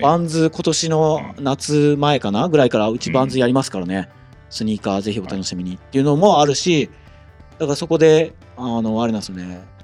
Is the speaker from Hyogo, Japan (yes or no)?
no; Fukuoka, Japan; 私も生まれも育ちも福岡でずっと福岡なんですけど